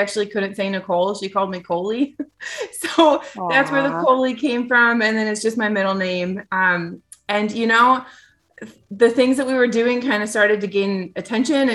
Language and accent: English; Iowa, United States; moved away as an adult; also born or lived in Southwest Arkansas; now in Arkansas, United States; I'm from Iowa originally, but we currently live in Southwest Arkansas.